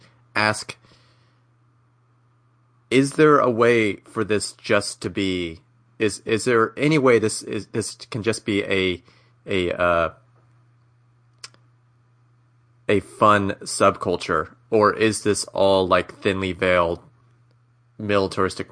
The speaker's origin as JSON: {"language": "English", "region": "Texas", "country": "United States", "said": "I'm from Texas"}